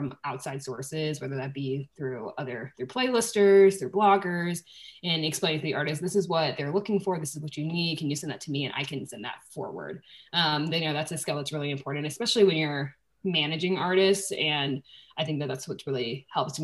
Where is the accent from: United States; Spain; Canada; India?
United States; Charleston, South Carolina; moved away as an adult; I'm from Charleston, South Carolina